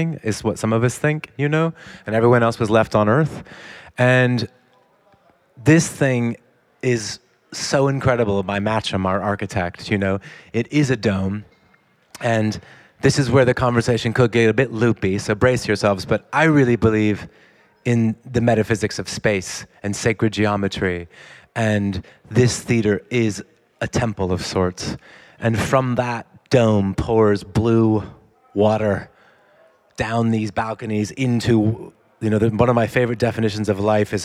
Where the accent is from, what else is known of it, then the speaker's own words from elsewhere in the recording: United States; I grew up in America